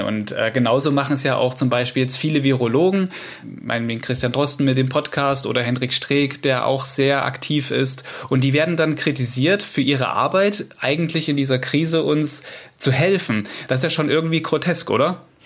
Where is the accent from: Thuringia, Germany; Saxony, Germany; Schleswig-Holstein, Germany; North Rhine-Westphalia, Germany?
Saxony, Germany; hier bei uns in Sachsen